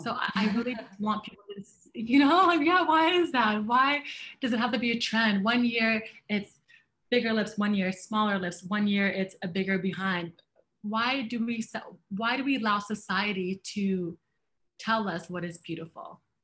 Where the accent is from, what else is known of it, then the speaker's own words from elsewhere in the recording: Canada; I am a Canadian and a Black woman.